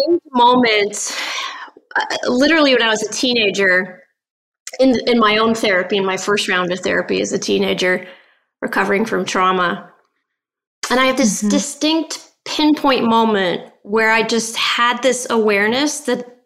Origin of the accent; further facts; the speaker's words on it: Northern Virginia, United States; also born or lived in North Wales, United Kingdom; I immigrated to the States when I was about 7 years of age.